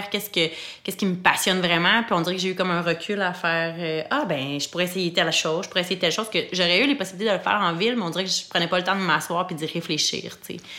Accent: Quebec, Canada; Moi, à la base, je viens pas de Québec. Je viens de la rive sud de Québec dans un petit village.

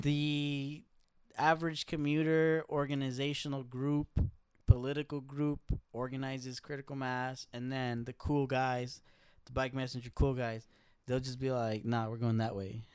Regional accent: Los Angeles, California, United States; I grew up in L A. I grew up in South L

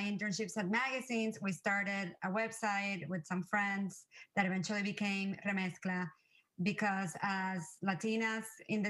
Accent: Puerto Rico; moved away as an adult; also born or lived in New York City; I grew up in Puerto Rico and I went to New York City for college.

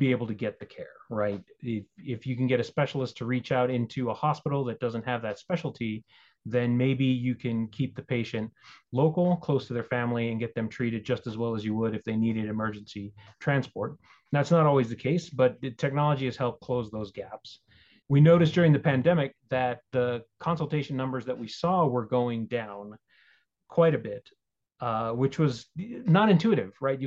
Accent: Albuquerque, New Mexico, United States; also born or lived in Texas / Boulder, Colorado; I've been in New Mexico quite some time. I'm not quite a native, but I've been here since the 80s.

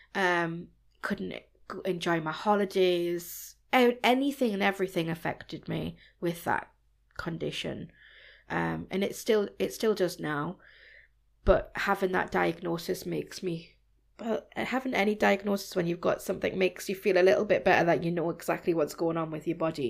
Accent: Newcastle upon Tyne, North East England, United Kingdom; also born or lived in Germany; I was born in Germany, Wow. And I travelled around before I settled back in Newcastle, where my parents are from. So I moved here since I was about four or five.

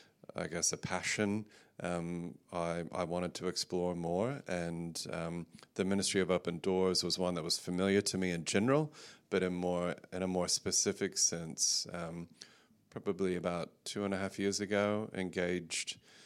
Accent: Texas, United States; accent: mid-Pacific; now in Australia; Yes, my wife calls my accent mid-Pacific now, so it can be confusing. I've spent most of my life in Australia, so the majority of my life I've been here, but I was born and grew up in West Texas, in Central Texas, moved around a bit

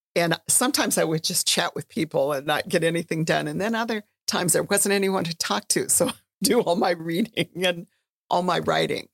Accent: Red Lake, Minnesota, United States; I'm from Red Lake

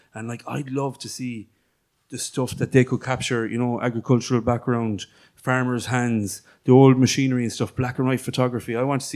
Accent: Ireland; we all recognize ourselves, I presume, anyway, as Irish travellers

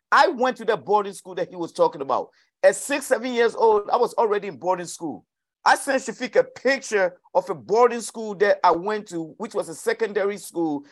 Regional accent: New Orleans, Louisiana, United States; I'm from New Orleans, I'm from the east side, man, we ain't got much

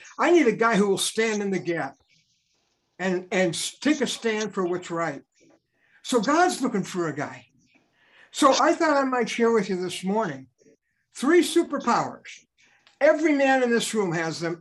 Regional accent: Chicago, Illinois, United States; growing up in Chicago, my dad took me to Riverview Park

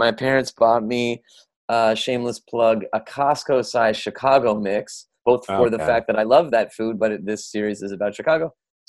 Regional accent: Canada; for myself as a Canadian

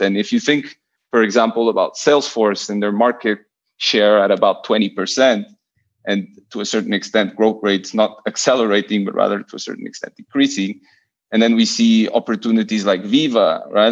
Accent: Lisbon, Portugal; also born or lived in Buenos Aires / Barcelona; I'm I'm Portuguese. I was born and raised in Lisbon

